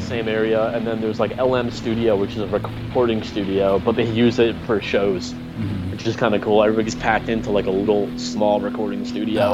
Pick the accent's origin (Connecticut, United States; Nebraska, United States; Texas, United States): Connecticut, United States; originally I'm from Connecticut